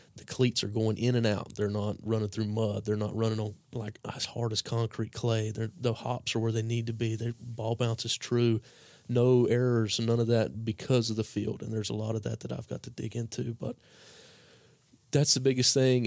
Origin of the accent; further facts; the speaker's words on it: Caldwell County, North Carolina, United States; that's where I grew up was in Caldwell County